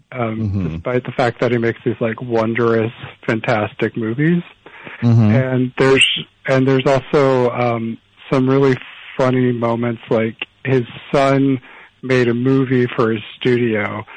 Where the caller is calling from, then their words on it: Los Angeles, California, United States; from Los Angeles.